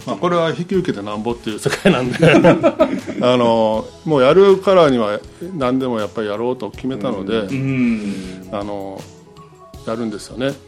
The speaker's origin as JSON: {"language": "Japanese", "town": "Nishinomiya", "region": "Hyogo", "country": "Japan", "tie": "born or raised there", "also_born_or_lived": "Kanda, Tokyo", "said": "僕はの子供の頃の思い出は開拓教会ですよ"}